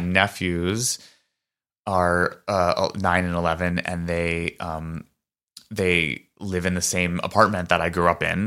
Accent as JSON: {"language": "English", "town": "New York City", "region": "New York", "country": "United States", "tie": "born or raised there", "said": "growing up in New York City"}